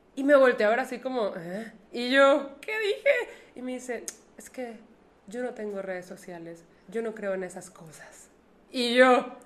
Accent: Monterrey, Nuevo León, Mexico; a los que vivimos en Monterrey nos dicen regiomontanos y acortándolo, regios

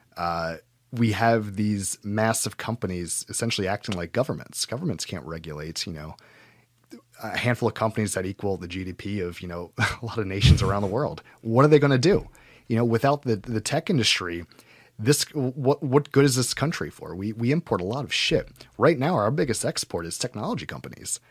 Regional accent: United States; as an American

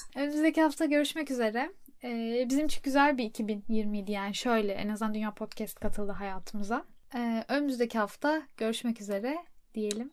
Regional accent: Turkey; moved away; also born or lived in Europe; Türk'üm, Türkiye'den geldim

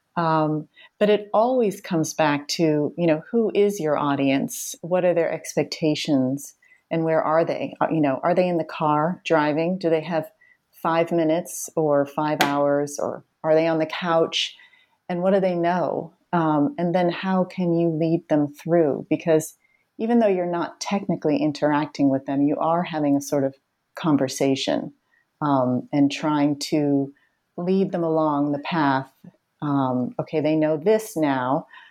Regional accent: Boston, Massachusetts, United States; I grew up in the Boston area where I still live

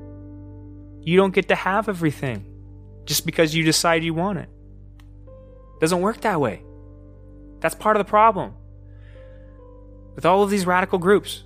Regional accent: United States; we as American citizens

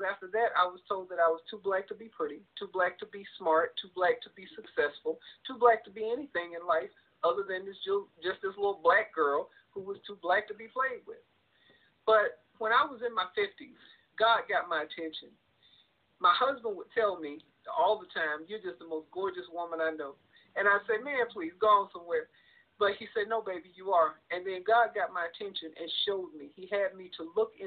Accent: South Carolina, United States; When I was a little girl growing up in South Carolina

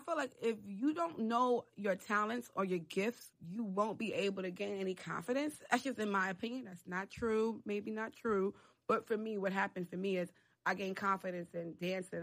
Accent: New York City, New York, United States; also born or lived in Harlem; I grew up in the Bronx

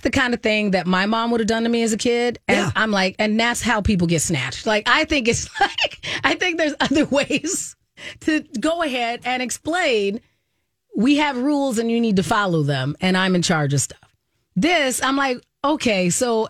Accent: Arizona, United States; when I was growing up in Arizona

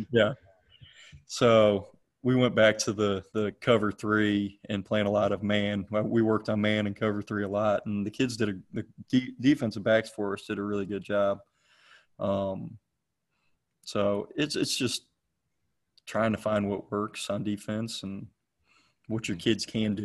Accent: McDonough, Georgia, United States; also born or lived in Cleveland, Ohio; I'm originally from Cleveland, Ohio. I was born hmm. born there, lived there for about ten years till my family moved down to uh, Henry County, Georgia, where I lived in McDonough, and now I'm in Locust Grove. Um, I went to Eagles Landing High School in McDonough

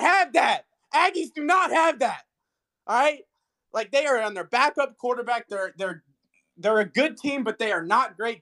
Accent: Nashville, Tennessee, United States; I'm born and raised in Nashville, so grew up just surrounded by Vols.

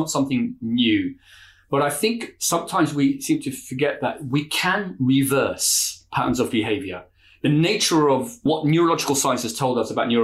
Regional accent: London, United Kingdom; now in Bradford, United Kingdom; a Londoner living in Bradford

